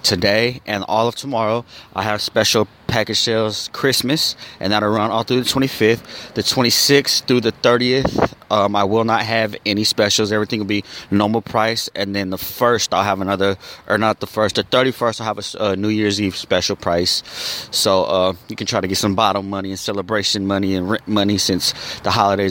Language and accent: English; Arizona, United States; I'm from Arizona